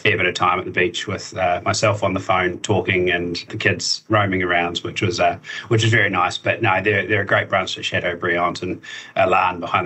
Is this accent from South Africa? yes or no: no; Dunedin, Otago, New Zealand; moved away as an adult; now in Auckland, New Zealand; I'm originally from Dunedin. So I moved up to Auckland a few years ago now